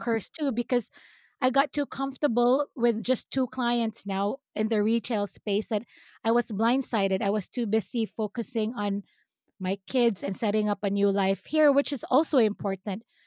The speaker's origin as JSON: {"language": "English", "country": "Philippines", "accent": "Filipino", "moved": "yes", "lives_now": "United States", "said": "sometimes my Filipino accent comes out"}